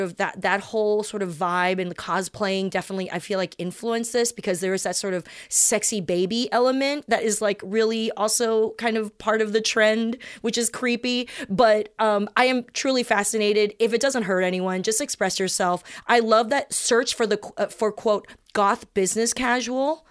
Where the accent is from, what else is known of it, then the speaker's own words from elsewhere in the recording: South Bay, California, United States; I grew up in the South Bay with preppy suburbanites